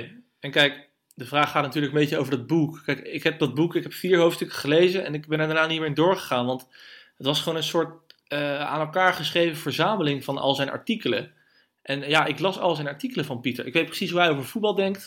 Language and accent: Dutch; Netherlands; als Nederlanders